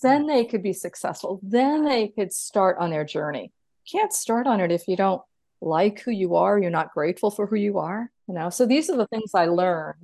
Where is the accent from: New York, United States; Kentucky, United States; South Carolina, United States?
New York, United States; moved away; I'm originally from New York. I didn't even grow up with a car